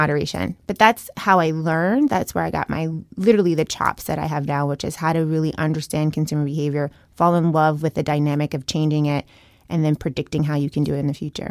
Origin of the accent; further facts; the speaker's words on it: Chattanooga, Tennessee, United States; moved away as an adult; also born or lived in Boston; I grew up in Tennessee, very small town